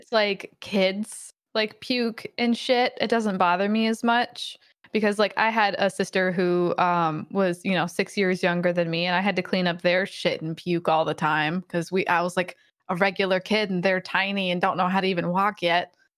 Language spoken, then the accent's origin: English; Michigan, United States; I'm from Michigan